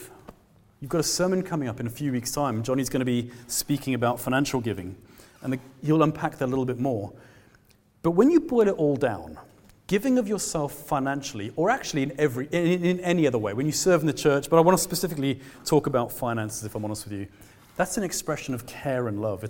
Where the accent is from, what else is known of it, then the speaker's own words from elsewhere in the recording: South Africa; now in Glasgow, United Kingdom; I'm a South African man